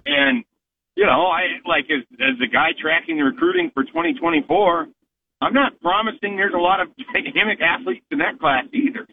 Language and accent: English; Columbus, Nebraska, United States; moved away; I'm actually going to go talk about Nebraska football in Columbus